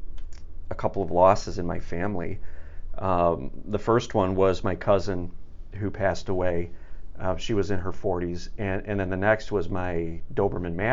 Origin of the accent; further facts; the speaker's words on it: Chicago, Illinois, United States; I'm from the Chicago area